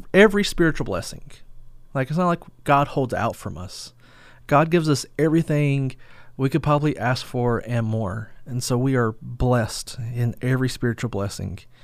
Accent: United States; we as American believers

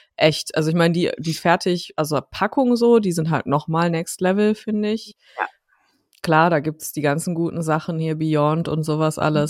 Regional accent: Dortmund, North Rhine-Westphalia, Germany; in meiner Heimatstadt Dortmund

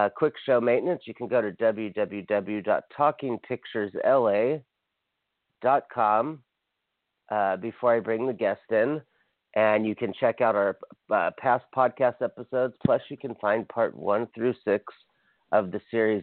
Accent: Hawaii, United States; now in Los Angeles, United States; I'm from Hawaii, so I feel it's like a reverse east-west, because Hawaii could not be more different than Los Angeles, the small island I'm from

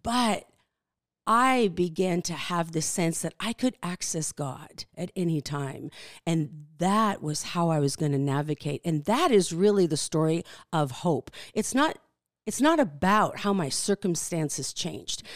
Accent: Canada; born or raised there; English is a second language; moved away as an adult; also born or lived in Netherlands; now in Kalispell, United States

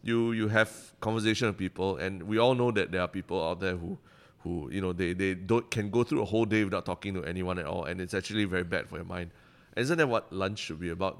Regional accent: Singapore

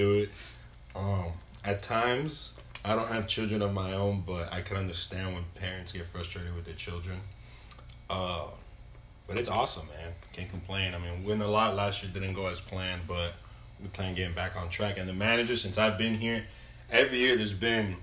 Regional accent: Miami, Florida, United States; I grew up in Miami. I like the Dolphins, you know, the hometown team

